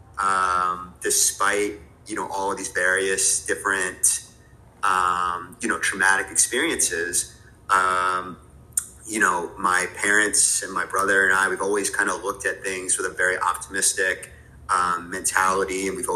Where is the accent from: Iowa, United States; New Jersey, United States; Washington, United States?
New Jersey, United States; moved away as an adult; now in New York City, United States; I grew up in New Jersey with a very tight-knit family.